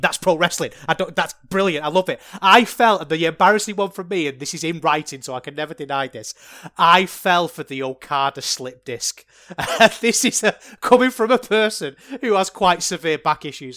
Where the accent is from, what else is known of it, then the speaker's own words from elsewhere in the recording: England, United Kingdom; As an Englishman myself